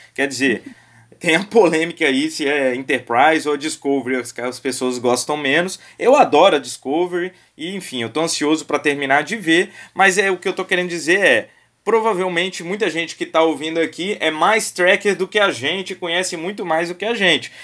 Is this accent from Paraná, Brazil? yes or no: no; Vitória, Espírito Santo, Brazil; sou de Vitória